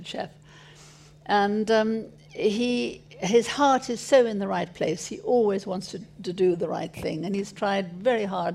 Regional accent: South Africa; moved away; also born or lived in Paris; I grew up in South Africa

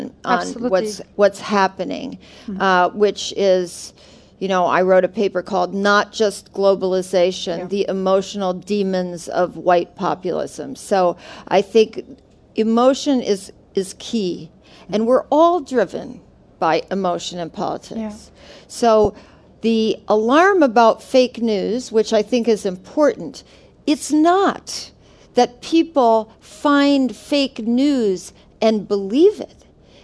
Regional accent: Minnesota, United States; moved away; I grew up in Minnesota

